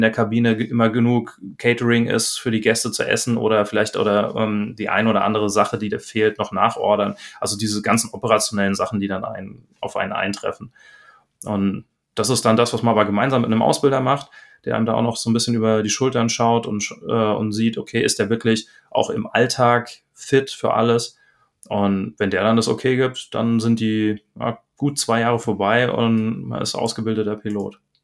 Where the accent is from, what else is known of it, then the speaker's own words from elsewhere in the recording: Darmstadt, Hesse, Germany; moved away as an adult; also born or lived in Bremen / Cologne; now in Kerpen, Germany; ich bin ursprünglich geboren in Darmstadt, dort dann auch aufgewachsen